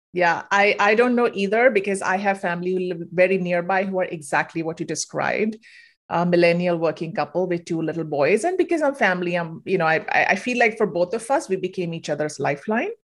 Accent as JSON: {"language": "English", "country": "India", "moved": "as an adult", "said": "I'm originally from India, moved here for grad school, stayed on"}